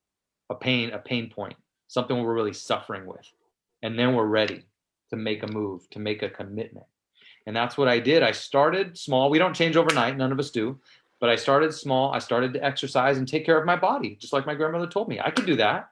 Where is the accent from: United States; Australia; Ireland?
United States; San Mateo, California; in San Mateo, where I grew up in the Bay Area